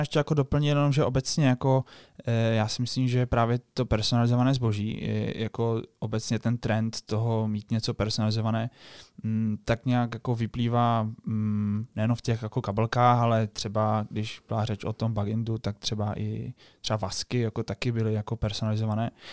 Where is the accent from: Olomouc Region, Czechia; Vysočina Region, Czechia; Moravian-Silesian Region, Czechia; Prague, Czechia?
Moravian-Silesian Region, Czechia; Český Těšín; jsme z toho Českého Těšina, kde teda žije velká komunita jako Poláků. My jsme taky teda Poláci